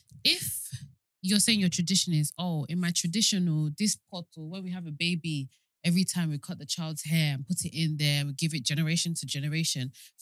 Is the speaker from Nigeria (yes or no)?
yes; Nigeria; as a Nigerian